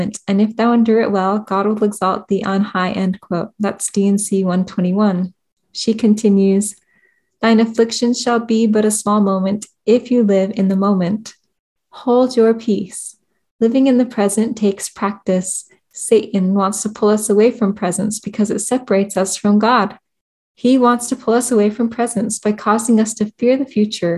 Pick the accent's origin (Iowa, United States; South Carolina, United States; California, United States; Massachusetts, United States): California, United States; moved away; also born or lived in Idaho / Utah; growing up in California